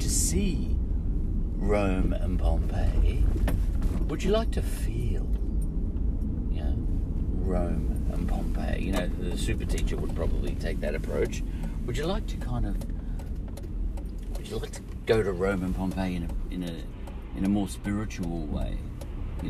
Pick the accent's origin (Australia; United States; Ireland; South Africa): Australia; as Australians, our language, English language